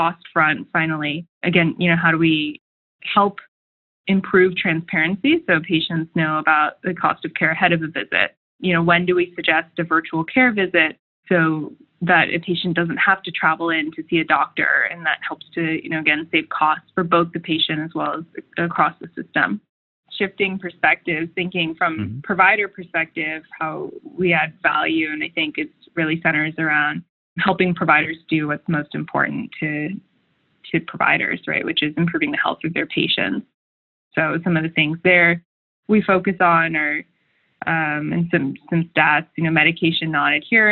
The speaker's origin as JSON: {"language": "English", "country": "Japan", "tie": "born or raised there", "also_born_or_lived": "Bay Area, California", "moved": "as an adult", "said": "I grew up in Japan and then went to the Bay Area for college."}